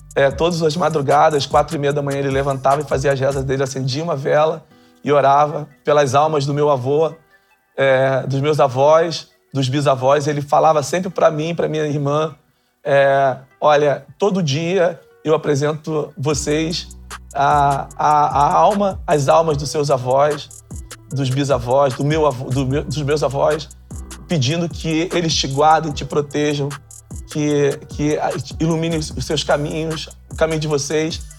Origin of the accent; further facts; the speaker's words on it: São Gonçalo, Rio de Janeiro, Brazil; A mães e pais de santos que acolheram a minha família nos barracões, é, que foram. É, que eram as grandes ágoras das favelas da, da, da década de 60 e 70, ali em São Gonçalo, que davam comida pra gente.